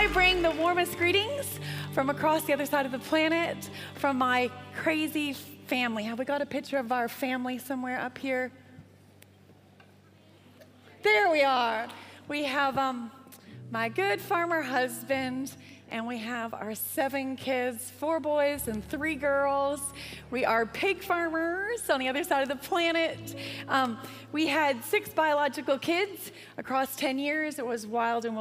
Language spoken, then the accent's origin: English; Canada; accent: Canadian; me with my Canadian accent